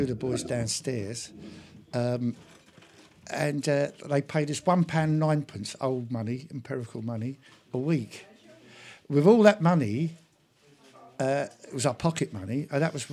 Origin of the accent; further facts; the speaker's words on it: London, United Kingdom; also born or lived in Ireland; I grew up in London and in Ireland as a kid